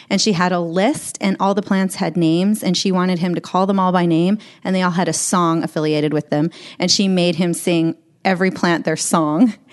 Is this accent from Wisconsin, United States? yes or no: no; Medford, Oregon, United States; born there; I was born in Medford, Oregon, and my parents work for the National Park Service.